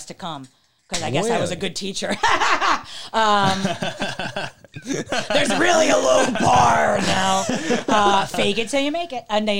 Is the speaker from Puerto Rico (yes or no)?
no; Cork, Munster, Ireland; I'm from County Cork, and I'm from here